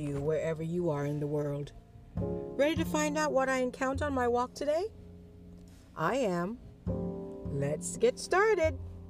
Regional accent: Jamaica; also born or lived in England; Who would have thought I was born in England? Can you believe that? And I've gotten all these clothes. I guess having to transition from England to Jamaica to live as a child. I went there at 10 years old

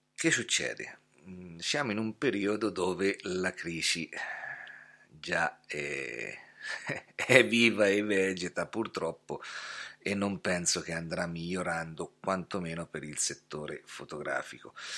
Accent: Scheggia, Umbria, Italy; also born or lived in Gubbio; mi sono trasferito da Gubbio a Scheggia, dove sono nato e cresciuto, quindi sono tornato a casa

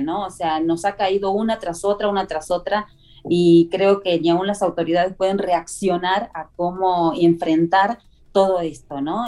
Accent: southern Argentina, Argentina; moved away; Vengo de Argentina, del sur de Argentina

